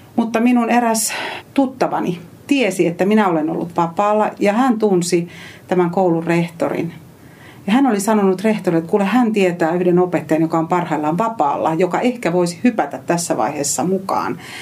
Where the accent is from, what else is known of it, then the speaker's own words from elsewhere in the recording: Eastern Finland, Finland; moved away as an adult; also born or lived in Savonlinna; now in Helsinki metropolitan area, Finland; kotoisin Itä-Suomesta